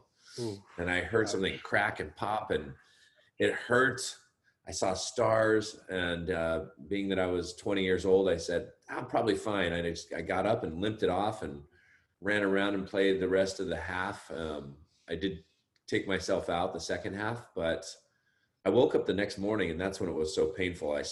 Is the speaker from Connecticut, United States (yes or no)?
no; Los Gatos, California, United States; also born or lived in Berkeley, California; now in Santa Cruz, United States; I grew up in Northern California. I grew up in Los Gatos